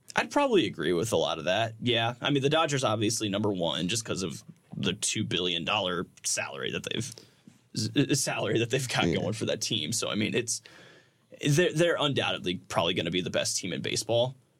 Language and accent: English; Indiana, United States; everybody that I knew growing up in Indiana was a Reds fan